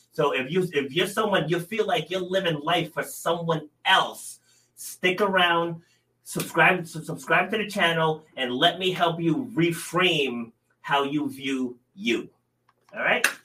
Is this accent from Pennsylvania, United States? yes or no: no; Rhode Island, United States; I'm from small town in Rhode Island, you know, my pa- parents lived on you know acre and a half